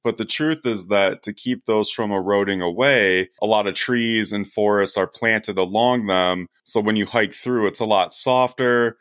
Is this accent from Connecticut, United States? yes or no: no; Coldwater, Michigan, United States; now in Grand Rapids, United States; growing up in Coldwater